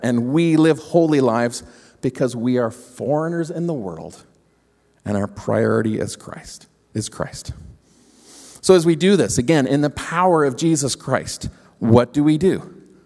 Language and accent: English; Ontario, Canada; moved away; we grew up in Ontario